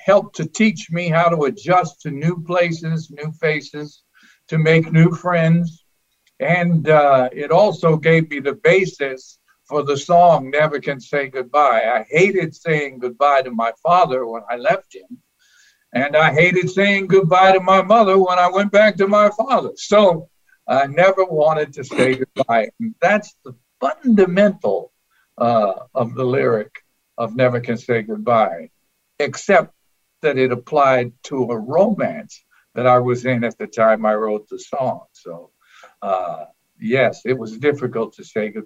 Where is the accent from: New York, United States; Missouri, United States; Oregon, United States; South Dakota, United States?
New York, United States; Long Island; I grew up on Long Island